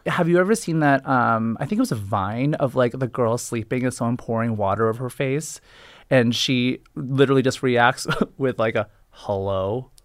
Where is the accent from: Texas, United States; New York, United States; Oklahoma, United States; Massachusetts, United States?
Massachusetts, United States; Boston; I'm Boston, I'm a Boston boy